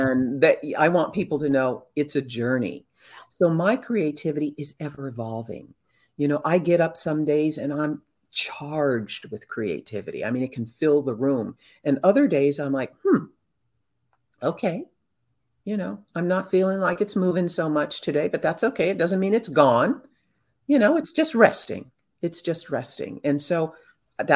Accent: Southern California, United States; I grew up in Southern California around artistic entertainment people

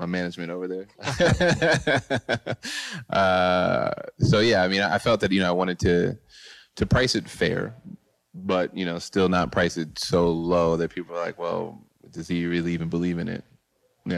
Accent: Boyds, Maryland, United States; moved away; also born or lived in New York; I'm originally from Boyds, Maryland, which is a very small town in Maryland. And it inspired me to move to New York

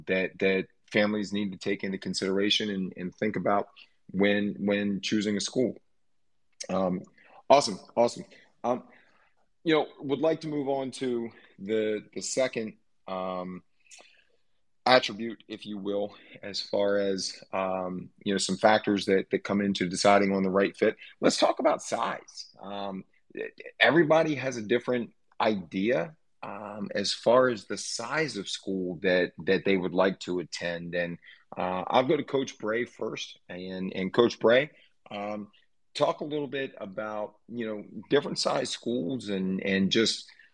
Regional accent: Delaware, United States; moved away as an adult; also born or lived in Maine; Or I think about my time at the University of Maine, and I'm originally from Delaware. So I did 13 hours away from home

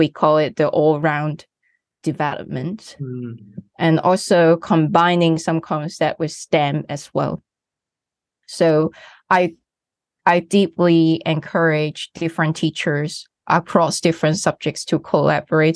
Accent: Hong Kong; I come from Hong Kong. As a student, I study in a local school.

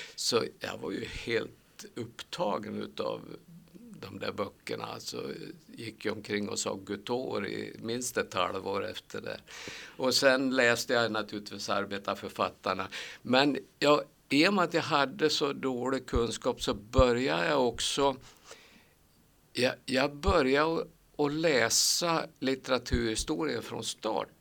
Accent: Sandviken, Gävleborg County, Sweden; moved away as an adult; also born or lived in Kilafors, Hälsingland / Åsen / Söderfors; Jag är en arbetargrabb från Sandviken. Eller jag är född egentligen i Hälsingland, i Kilafors i Hälsingland

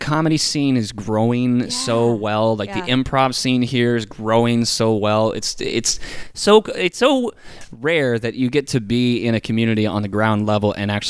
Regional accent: Turkey; moved away; Because when, like, I moved here in 95, 96. I came here from Turkey. Big leap.

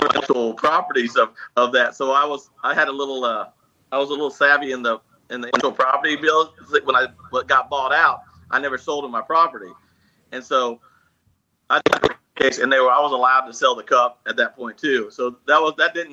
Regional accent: Missouri, United States; I'm some hillbilly from Missouri, China

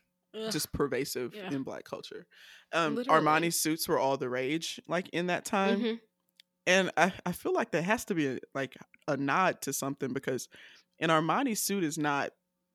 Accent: the South, United States; So I'm a Southerner and I love catchphrases.

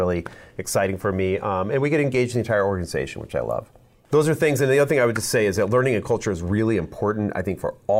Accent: Omaha, Nebraska, United States; also born or lived in Colorado; I'm from Omaha. I lived in Colorado for about 6 years

